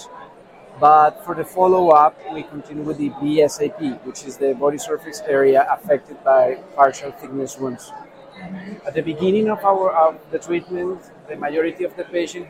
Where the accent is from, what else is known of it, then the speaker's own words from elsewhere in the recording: Bogotá, Colombia; I'm from Bogota, Colombia, where I am based.